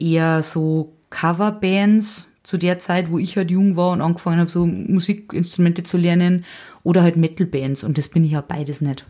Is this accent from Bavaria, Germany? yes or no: yes; Saldenburg, Bavaria, Germany; moved away as an adult; also born or lived in Hutthurm; now in Nuremberg, Germany; aufgewachsen, aber in Traubmannsdorf, das ist die Gemeinde Saldenburg